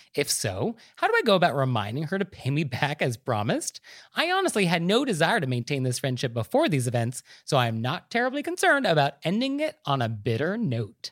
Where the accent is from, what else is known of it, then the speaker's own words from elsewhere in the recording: Marin County, California, United States; I'm actually from Marin County